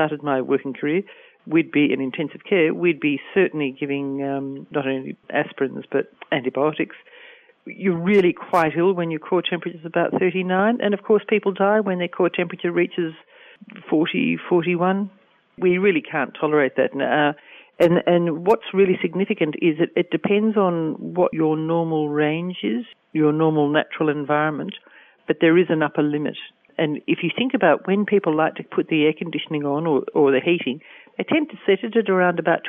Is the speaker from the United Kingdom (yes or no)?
no; Australia; I'm Australian and my work is focused on Australia at the moment